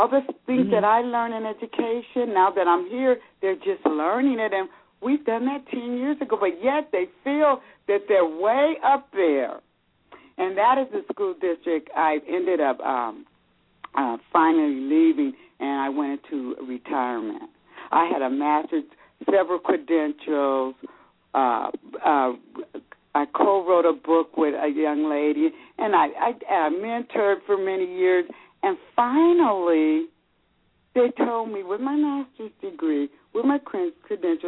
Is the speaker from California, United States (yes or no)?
yes; California, United States; moved away as an adult; now in Georgia, United States; I'm from California, but I relocated to Georgia